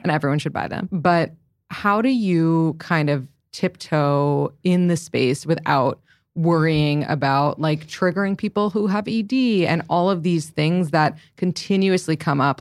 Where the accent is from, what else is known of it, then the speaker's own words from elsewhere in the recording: New York City, New York, United States; I grew up in the city